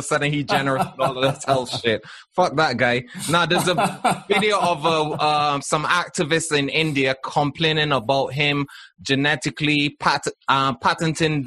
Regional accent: Barbados; I'm from Barbados

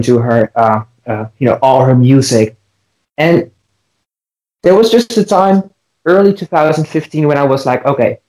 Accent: Netherlands; I'm from the Netherlands

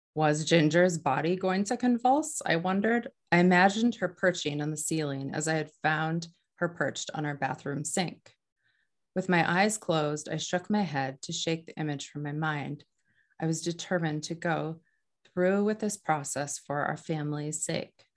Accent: North Dakota, United States; now in New Hampshire, United States; I grew up in North Dakota

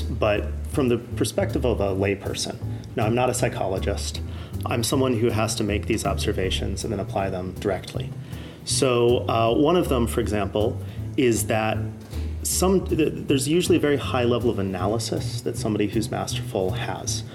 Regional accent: California, United States; also born or lived in Oregon; I grew up part in California and part in the sort of forest in Oregon.

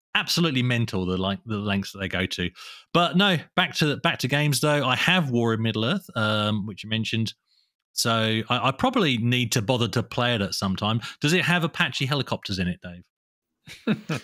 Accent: England, United Kingdom; now in Australia; I was born in England and moved to Australia

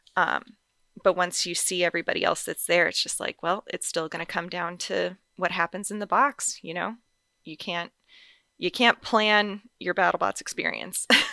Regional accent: North Carolina, United States; now in Las Vegas, United States; I grew up in North Carolina, and I've lived all over the place since.

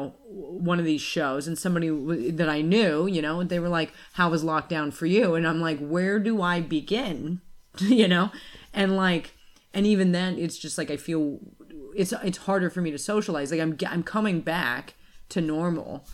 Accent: United States; moved away as an adult; also born or lived in Australia; I'm American

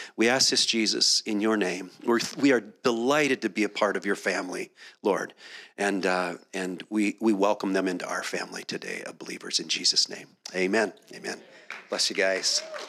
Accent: Minneapolis, Minnesota, United States; moved away; also born or lived in Dallas; I spent a decade in Dallas, and I grew up in Minneapolis

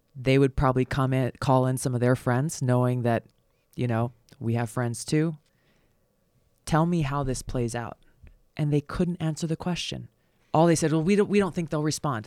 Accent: Hawaii, United States; moved away; growing up in Hawaii

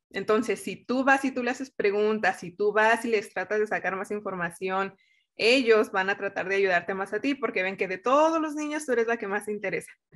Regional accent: Mexico; moved away as an adult; now in United States; crecí en México con todos los valores que tiene nuestra cultura

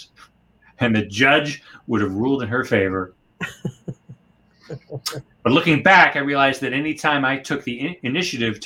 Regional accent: Northeast Ohio, United States; I grew up in Northeast Ohio in a small town about 30 miles east of Cleveland, kind of farm country

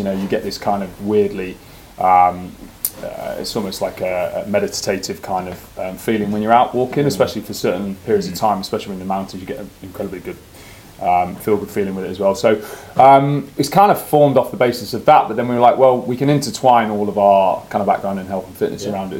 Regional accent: Derbyshire, East Midlands, United Kingdom; born and bred in Derbyshire, and we know the area like the back of the hand.

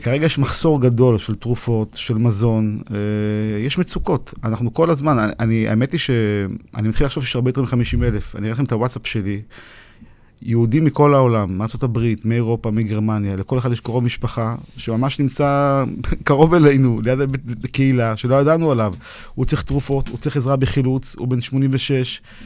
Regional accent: Ukraine; born or raised there

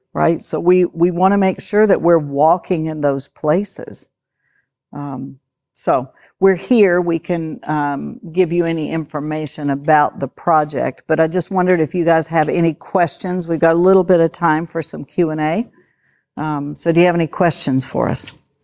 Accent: West Virginia, United States; I'm from West Virginia, so I can say that. I talk slow

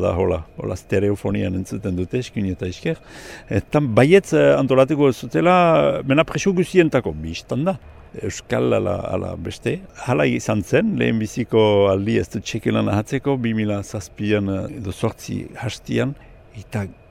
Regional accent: Gotein-Libarrenx, Nouvelle-Aquitaine, France; gotanie irabarnekua, irabarne auzokua pasatzen bazizte, hola mauletik lehen herria, lehen karrika iebarne. Ordian sortu nintzen

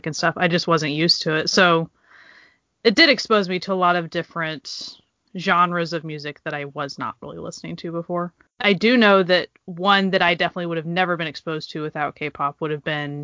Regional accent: Oklahoma, United States; I grew up in Oklahoma

